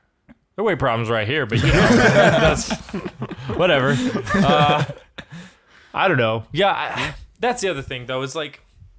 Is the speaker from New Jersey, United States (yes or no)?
no; Montana, United States; accent: Rocky Mountain